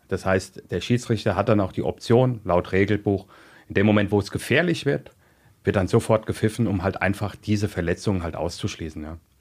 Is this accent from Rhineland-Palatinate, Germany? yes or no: yes; Mainz, Rhineland-Palatinate, Germany; also born or lived in Gau-Algesheim; ich bin in Mainz groß geworden